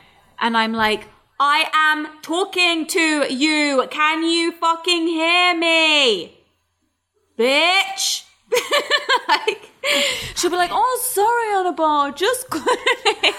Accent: England, United Kingdom; as English people

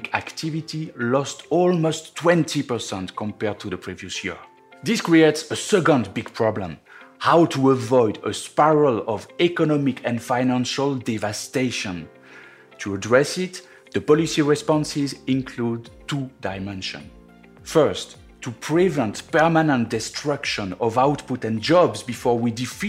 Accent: France; accent: French; English is a second language; moved away; my French accent

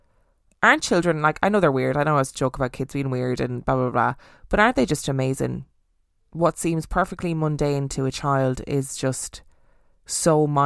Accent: Dublin, Leinster, Ireland; I was born in South Dublin and lived in our first house there until I was 5 years old, when my parents bought a bigger house just 10 kilometres away from our first.

